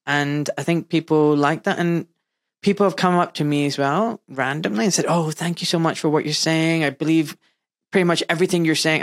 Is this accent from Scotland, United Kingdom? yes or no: yes; Glasgow, Scotland, United Kingdom; Glasgow, my hometown.